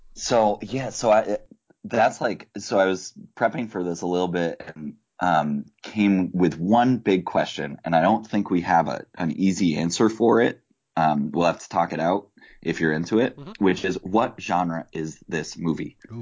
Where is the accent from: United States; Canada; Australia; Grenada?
United States; Northeast; also born or lived in Israel / Midwest; now in Massachusetts, United States; raised from the age of one and spent pretty much all my life in the Northeast